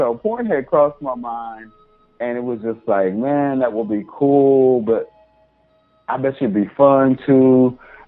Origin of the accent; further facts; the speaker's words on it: Arkansas, United States; moved away; also born or lived in Atlanta; I was raised in Arkansas, born and raised in Arkansas